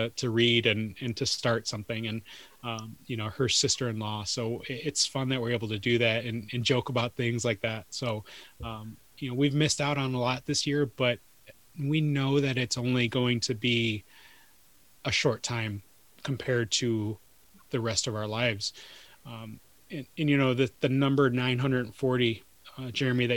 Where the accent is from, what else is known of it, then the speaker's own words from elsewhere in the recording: Detroit, Michigan, United States; I grew up in Detroit